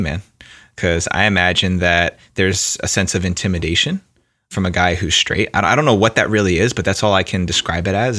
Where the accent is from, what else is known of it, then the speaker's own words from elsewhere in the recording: New Jersey, United States; I grew up in New Jersey, right outside of New York City, so there's already that East Coast mentality